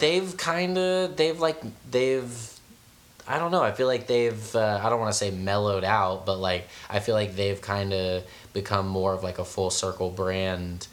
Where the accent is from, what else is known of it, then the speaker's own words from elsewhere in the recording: San Francisco, California, United States; I'm from San Francisco